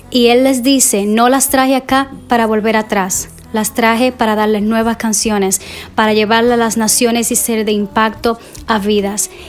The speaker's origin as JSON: {"language": "Spanish", "country": "Cuba", "moved": "yes", "lives_now": "United States", "said": "originalmente nosotras somos de Cuba y vinimos a los Estados Unidos en el 2009 y créeme que fue un proceso muy difícil, eh, desafiante para nosotras el venir a un país nuevo"}